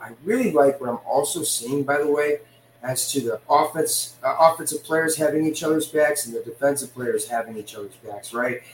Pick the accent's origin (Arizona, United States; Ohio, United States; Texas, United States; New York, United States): New York, United States; Le Roy; my hometown of Leroy, New York, just about an hour outside of Buffalo